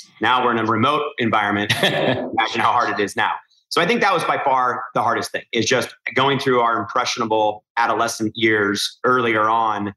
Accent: Newport Beach, California, United States; growing up in Newport Beach, California

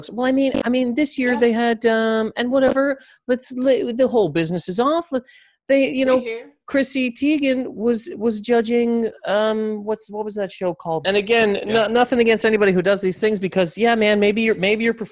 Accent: Canada; dude, again, I'm I am from Canada.

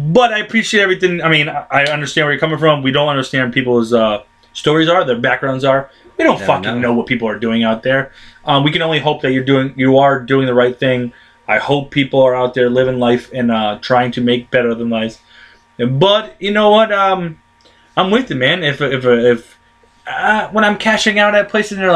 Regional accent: Springfield, United States; I'm born and raised in Springfield.

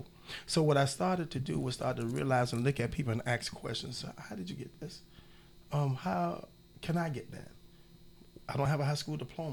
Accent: Miami, Florida, United States; I come from Overtown, right at the Brown Sub, 46th Street, 23rd Avenue. I'm in Liberty City all my life

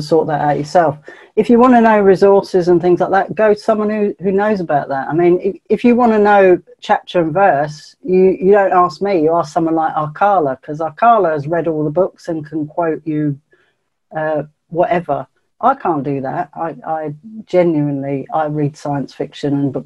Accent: England, United Kingdom; I'm English, mate. I'm English

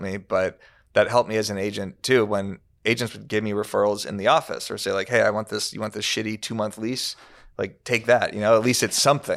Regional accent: Tucson, Arizona, United States; now in Los Angeles, United States; I'm from Tucson, Arizona

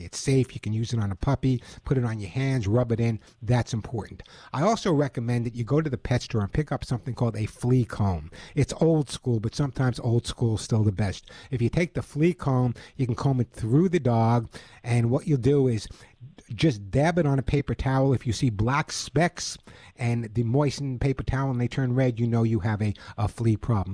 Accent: New York, United States; now in California, United States; being a New Yorker, I know you never know from my accent

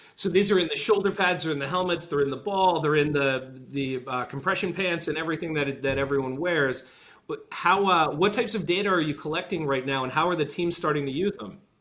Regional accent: Rhode Island, United States; I grew up in Rhode Island

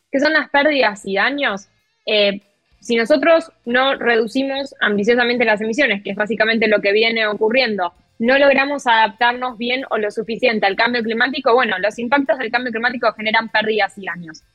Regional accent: Argentina; yo como periodista argentina

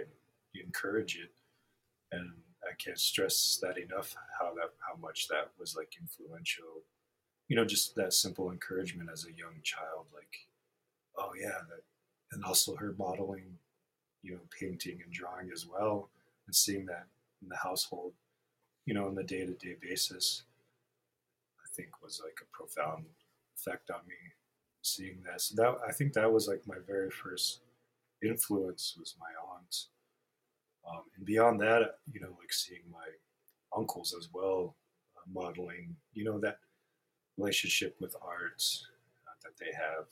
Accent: Rapid City, South Dakota, United States; also born or lived in Red Shirt Table Community, Pine Ridge Reservation; I grew up in Rapid, went through the public school systems here

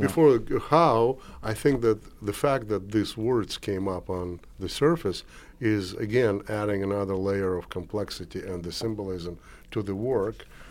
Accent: Moscow, Russia; moved away as an adult; also born or lived in Kazakhstan; now in United States; I was born in Kazakhstan, moved to Moscow, grew up in Moscow, became an artist in Moscow

